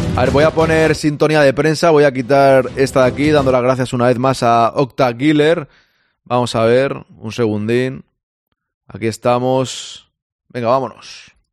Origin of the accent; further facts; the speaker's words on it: Spain; yo soy español. De momento soy español